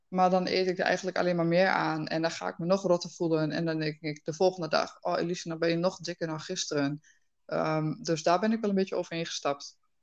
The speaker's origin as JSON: {"language": "Dutch", "area": "Twente", "region": "Overijssel", "country": "Netherlands", "said": "Ik kom uit Twente"}